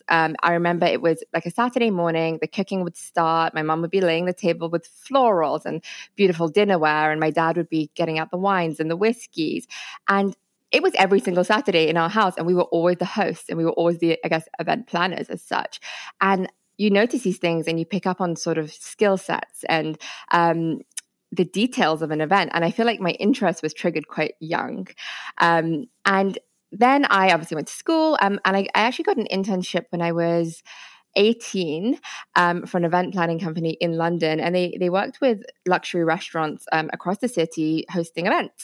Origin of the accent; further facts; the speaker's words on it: India; I'm actually Indian. As in India